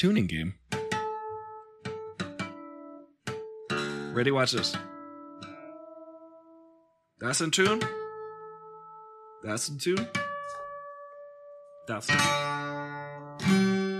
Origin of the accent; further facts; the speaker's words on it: New York, United States; I grew up in New York